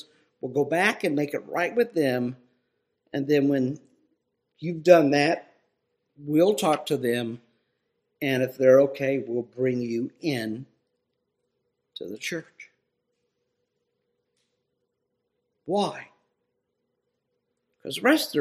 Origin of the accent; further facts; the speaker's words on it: Ohio, United States; where I grew up in Ohio